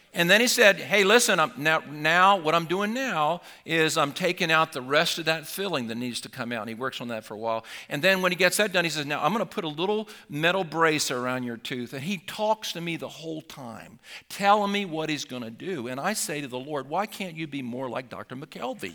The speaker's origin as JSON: {"language": "English", "area": "Sussex County", "region": "Delaware", "country": "United States", "also_born_or_lived": "Gumboro, Delaware", "said": "I was actually from Sussex County"}